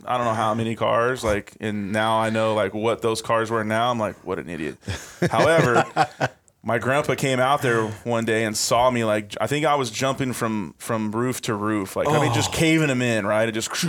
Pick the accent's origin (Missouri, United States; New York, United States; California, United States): California, United States; Apple Valley; born there; Yep. I was born in Apple Valley, California. So kind of the high desert area.